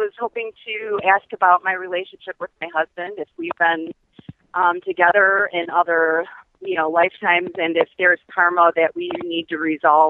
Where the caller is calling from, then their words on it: Michigan, United States; I'm from Michigan.